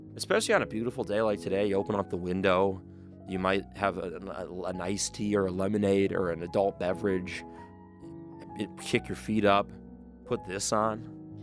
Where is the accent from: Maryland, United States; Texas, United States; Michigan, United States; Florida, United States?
Michigan, United States; I am also from Michigan